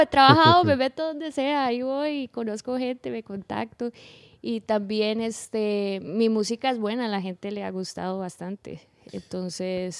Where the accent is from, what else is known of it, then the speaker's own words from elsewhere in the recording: Puntarenas, Costa Rica; moved away as an adult; now in San José, Costa Rica; yo soy de un pueblo, de la playa, ahí no está pasando nada, se llama Punta Arenas amo mi pueblo Punta Arenas, pero yo tuve que moverme a vivir a San José